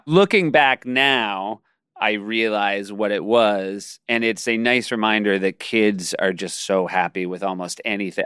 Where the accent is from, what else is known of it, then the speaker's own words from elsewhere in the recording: New Hampshire, United States; I'm from New Hampshire.